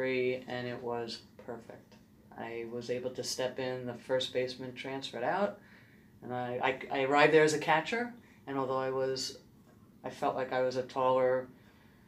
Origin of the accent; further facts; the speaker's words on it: New York City, New York, United States; I grew up in Brooklyn, New York